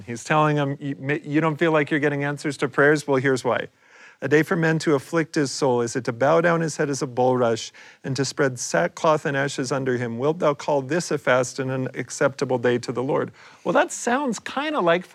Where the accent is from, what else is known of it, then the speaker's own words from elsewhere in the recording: Ohio, United States; Growing up in Ohio